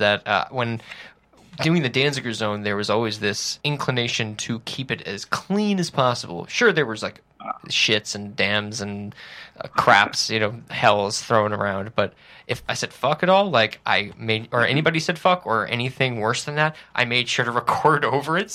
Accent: Woodstock, New York, United States; I had kids like that that I was friends with growing up in Woodstock, New York

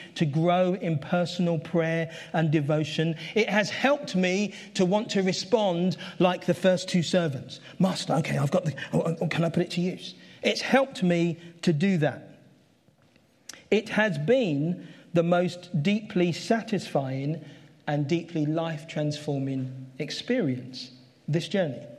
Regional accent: London, United Kingdom; That's where I grew up. I grew up in Catford. I lived there all my life

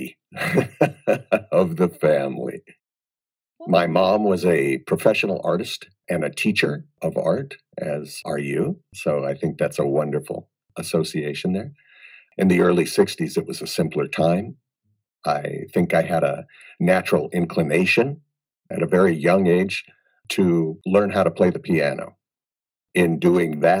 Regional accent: Des Moines, Iowa, United States; now in Las Vegas, United States; I grew up in Des Moines, Iowa. So I'm a Midwest boy.

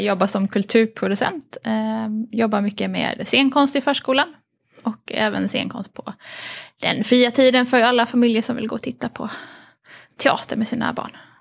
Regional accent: Harplinge, Halland County, Sweden; på Harplinge bibliotek eh, där jag växte upp

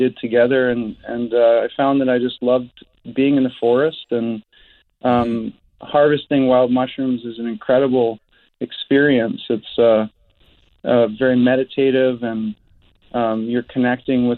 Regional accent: Roberts Creek, British Columbia, Canada; I grew up on the Sunshine Coast, in Roberts Creek

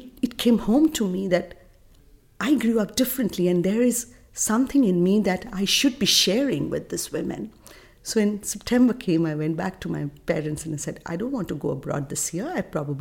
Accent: India; As a child growing up in India

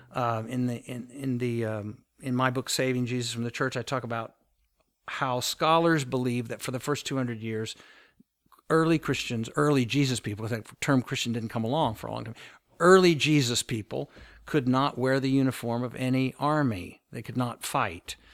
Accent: United States; the church that I grew up with in the United States

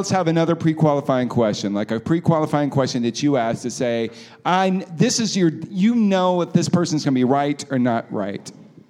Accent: Alabama, United States; I am from Alabama, but it's not what you think.

